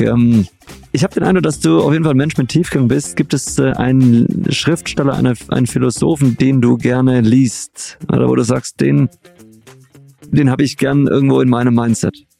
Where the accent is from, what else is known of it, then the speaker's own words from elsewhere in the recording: Stuttgart, Baden-Württemberg, Germany; dass du hier bist in meiner Heimat. Heute sind wir nämlich in Stuttgart